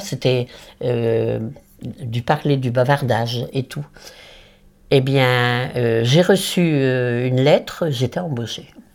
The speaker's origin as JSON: {"language": "French", "area": "Nord", "region": "Hauts-de-France", "country": "France", "also_born_or_lived": "Paris", "moved": "yes", "said": "je suis nordiste du Nord"}